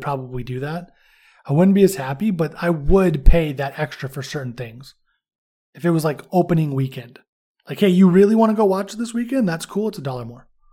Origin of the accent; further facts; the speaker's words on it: California, United States; moved away; also born or lived in Indiana; I'm from California, so I'm used to driving anywhere